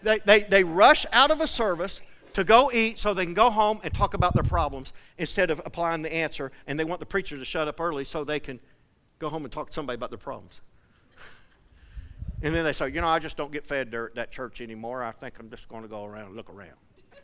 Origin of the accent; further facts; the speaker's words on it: Flatwoods, Kentucky, United States; now in Seedling, United States; I grew up in Flatwoods, Kentucky.